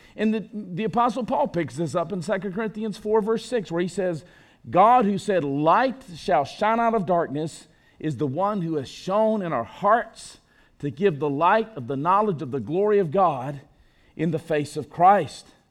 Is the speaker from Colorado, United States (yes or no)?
no; Enterprise, Alabama, United States; my hometown. You laugh. Of Enterprise, Alabama